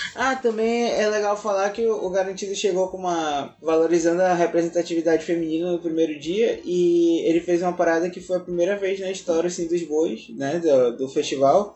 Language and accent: Portuguese; Amazonas, Brazil; a gente é amazonense